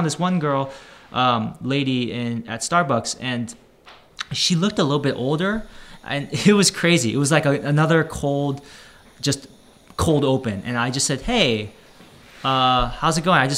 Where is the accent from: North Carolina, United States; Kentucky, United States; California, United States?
California, United States; Bay Area; moved away as an adult; also born or lived in Daly City, California; now in Los Angeles, United States; I'm from the Bay Area